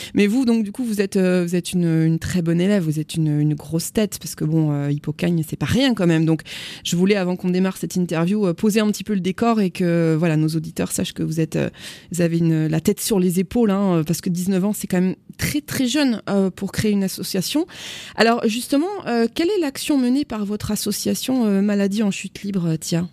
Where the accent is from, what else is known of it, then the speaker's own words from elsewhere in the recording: Agen, Nouvelle-Aquitaine, France; je suis moi-même d'Agen